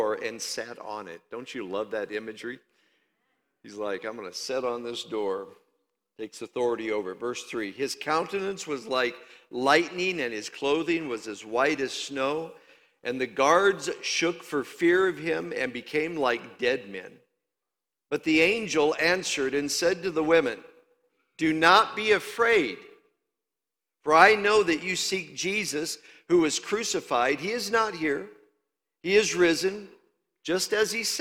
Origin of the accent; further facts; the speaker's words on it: Indiana, United States; moved away; also born or lived in Louisiana; I'm from Iowa, Indiana